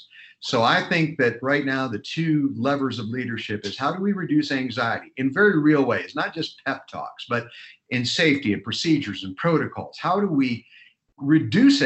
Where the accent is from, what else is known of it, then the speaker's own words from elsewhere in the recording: Ohio, United States; I grew up in Ohio